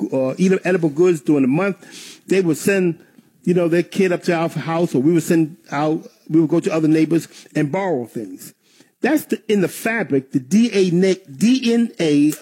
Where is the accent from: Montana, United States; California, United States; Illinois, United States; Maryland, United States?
Maryland, United States; Baltimore; I grew up in Baltimore